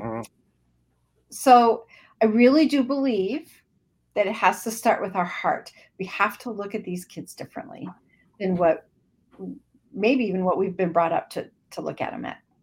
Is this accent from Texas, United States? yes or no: no; Idaho, United States; also born or lived in Washington / southern Minnesota; now in Minnesota, United States; I am in southern Minnesota, um, but I was born and raised in Idaho. Um, lived in Washington for a little while, for about six years, but then my mom moved us back.